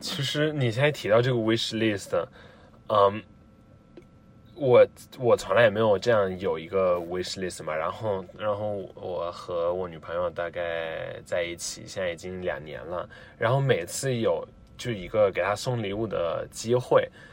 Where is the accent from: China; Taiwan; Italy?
Italy; Rome, Lazio; Chinese is a second language; 我来自罗马